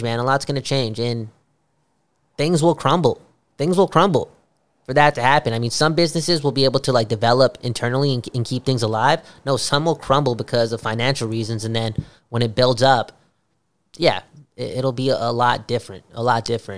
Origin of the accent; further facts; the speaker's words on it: Canada; As a Canadian